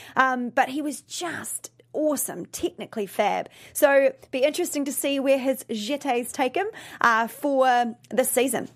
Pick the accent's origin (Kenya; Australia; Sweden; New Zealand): New Zealand; now in Los Angeles, United States; I am originally from New Zealand